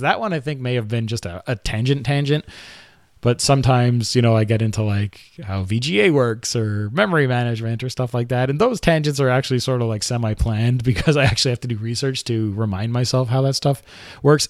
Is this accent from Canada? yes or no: yes; Quebec, Canada; accent: Quebecois; I grew up in Quebec, so, you know, je parle français un peu.